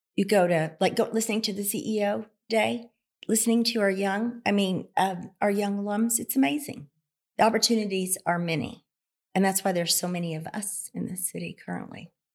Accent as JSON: {"language": "English", "town": "Carnegie", "region": "Oklahoma", "country": "United States", "tie": "born or raised there", "said": "I was born in Southwest Oklahoma in a very, very small town, a farm community, Carnegie, Oklahoma."}